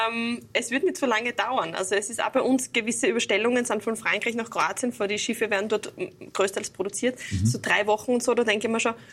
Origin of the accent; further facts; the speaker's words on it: Graz, Styria, Austria; Und ich als Grazerin habe dann doch immer ein bisschen eine Anreise zu den diversen Seen.